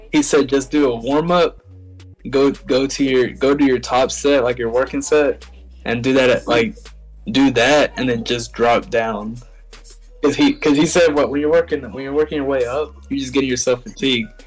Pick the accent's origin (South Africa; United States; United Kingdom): United States; Tupelo, Mississippi; I was born here in Tupelo, Mississippi